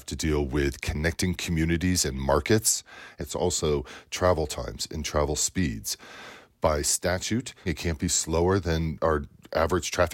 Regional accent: Front Range, Colorado, United States; I grew up in Colorado here on the Front Range

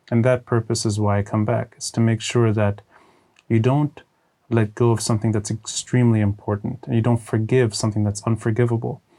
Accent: Texas, United States; born there; Uh, I was born abroad. I was born in Texas.

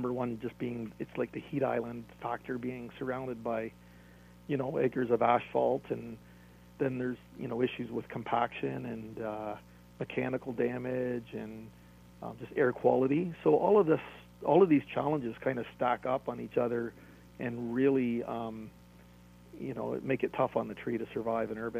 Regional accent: Toronto, Ontario, Canada; I'm from Toronto

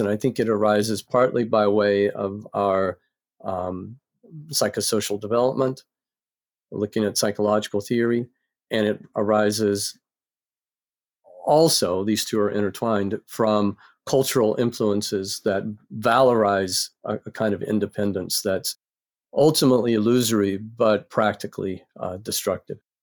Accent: North Carolina, United States; I grew up in North Carolina

